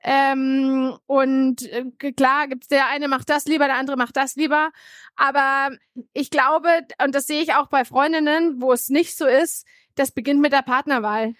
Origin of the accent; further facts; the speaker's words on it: Bamberg, Bavaria, Germany; bin aufgewachsen in Bamberg, mittelständische Familie